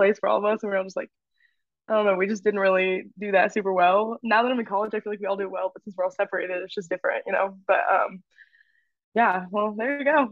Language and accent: English; Houston, Texas, United States; moved away as an adult; also born or lived in Oklahoma; I'm from Houston, went to middle school, high school with Lauren.